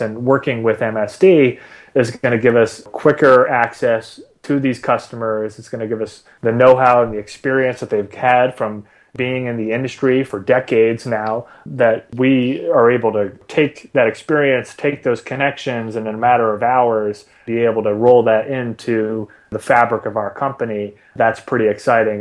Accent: Boston, Massachusetts, United States; I grew up in Boston

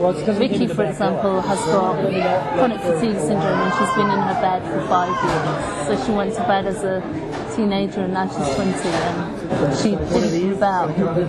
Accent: Nottingham, East Midlands, United Kingdom; I'm a filmmaker from Nottingham, England

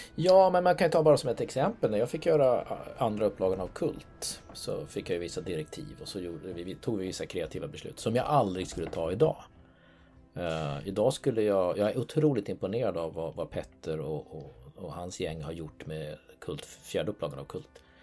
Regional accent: Norway; now in Sweden; jag är norrman för jag bor i Sverige

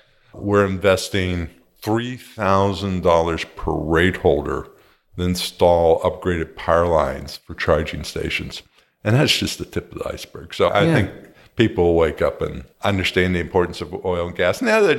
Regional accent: California, United States; I'm not from Silicon Valley. I'm from Southern California.

